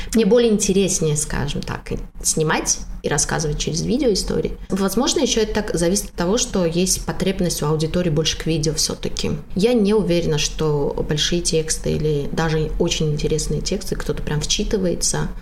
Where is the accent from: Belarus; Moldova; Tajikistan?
Tajikistan; я из Таджикистана